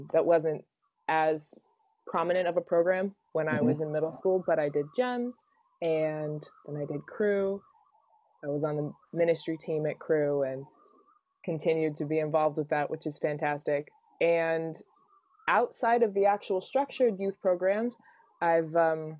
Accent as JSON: {"language": "English", "town": "Allendale", "region": "Michigan", "country": "United States", "tie": "born or raised there", "said": "I grew up here in West Michigan. I was born at Spectrum, grew up in Allendale, and been in the same house my whole life."}